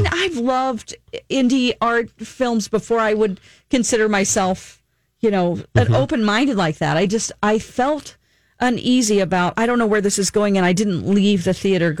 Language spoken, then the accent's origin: English; United States; as an American citizen.